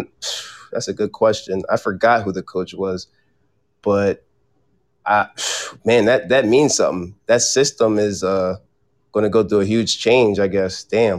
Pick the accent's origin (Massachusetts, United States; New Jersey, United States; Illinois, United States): New Jersey, United States; Cherry Hill; I'm from Cherry Hill. Cherry Hill, New Jersey, right next to Philly.